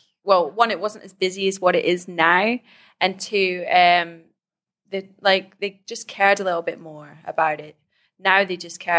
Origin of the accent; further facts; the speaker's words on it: Scotland, United Kingdom; Because basically, I'm half Scottish, half Iranian.